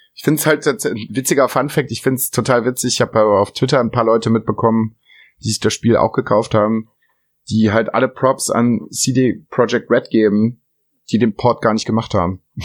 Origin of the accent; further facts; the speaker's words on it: Germany; bei uns in Deutschland